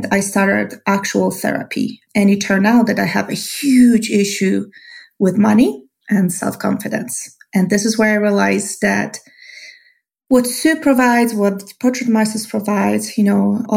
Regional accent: Poland; English is a second language; moved away as an adult; now in Albuquerque, United States; I moved to US 18 years ago. I was born in Poland. I moved here barely knowing English with a master degree in animal science

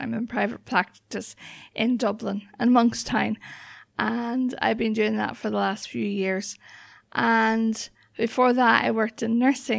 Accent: Northern Ireland, United Kingdom; I'm originally from County Antrim, so yeah. I grew up just outside Belfast in the Troubles, in the height of the Troubles.

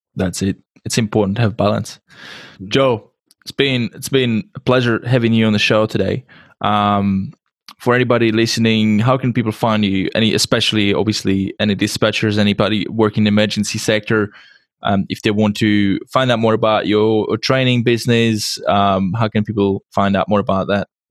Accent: Czechia; English is a second language; i come from uh, czech republic so english is my second language

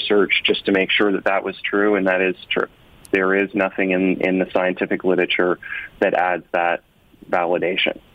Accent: Canada; I'm like a Canadian who likes the Jays and the Leafs

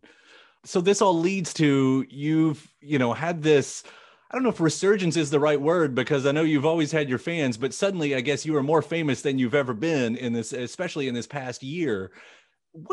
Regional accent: rural Kentucky, United States; I'm from the sticks of Kentucky

